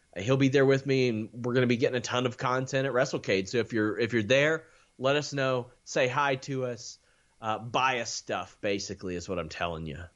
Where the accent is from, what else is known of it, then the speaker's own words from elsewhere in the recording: Maysville, Kentucky, United States; I'm from Maysville, Kentucky.